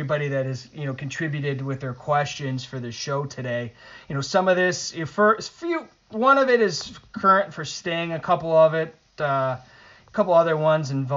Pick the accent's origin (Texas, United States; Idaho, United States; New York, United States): New York, United States; Buffalo; when I grew up in Buffalo